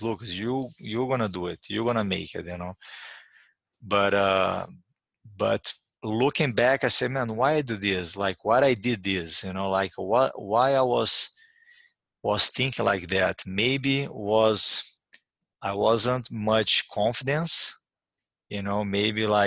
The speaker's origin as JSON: {"language": "English", "town": "Uberlândia", "region": "Minas Gerais", "country": "Brazil", "tie": "born or raised there", "also_born_or_lived": "New York", "second_language": "English", "moved": "as an adult", "said": "I was training on my hometown Uberlândia"}